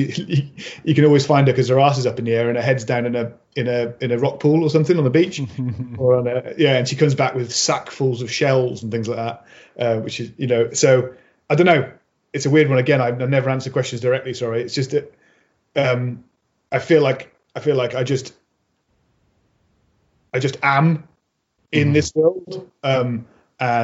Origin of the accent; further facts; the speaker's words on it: Mid Wales, United Kingdom; also born or lived in Birmingham; I grew up on a small holding on the side of a hill in Wales. Like, you know, we moved from Birmingham when I was four